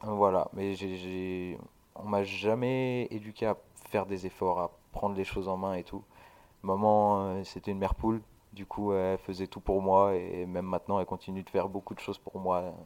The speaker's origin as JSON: {"language": "French", "town": "Sète", "region": "Occitania", "country": "France", "tie": "born or raised there", "said": "J'ai grandi euh, à Sète, en bord de mer, avec mes parents."}